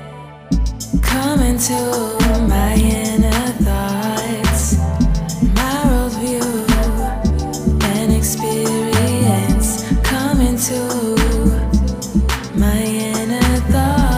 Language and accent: English; Ontario, Canada; I'm hailing from Ontario, Canada, with roots from Jamaica, West Africa, and India